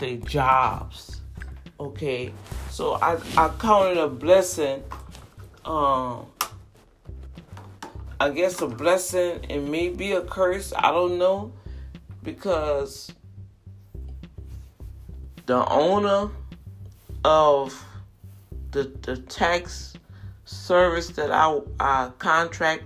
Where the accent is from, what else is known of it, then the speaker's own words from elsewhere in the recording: New Orleans, Louisiana, United States; New Orleans, my hometown